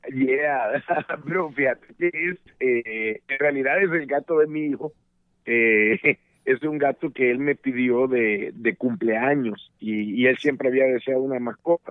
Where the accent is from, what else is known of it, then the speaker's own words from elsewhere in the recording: El Salvador; moved away as an adult; desde El Salvador, mi país de origen